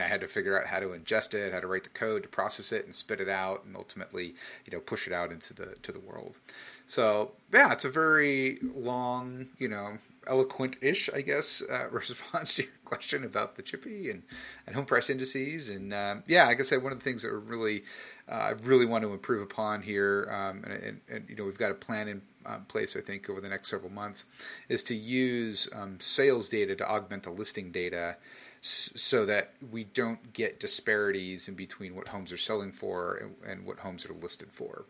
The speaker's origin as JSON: {"language": "English", "town": "San Jose", "region": "California", "country": "United States", "tie": "born or raised there", "also_born_or_lived": "Arizona / Australia", "said": "my hometown of San Jose"}